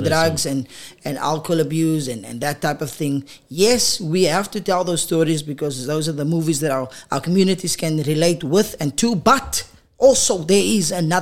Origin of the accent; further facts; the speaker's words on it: Paarl, Western Cape, South Africa; moved away as an adult; now in Gauteng, South Africa; Born and bred in Paul